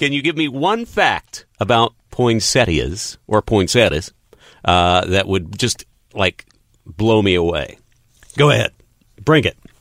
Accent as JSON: {"language": "English", "region": "West Texas", "country": "United States", "tie": "born or raised there", "moved": "as an adult", "said": "I grew up in West Texas"}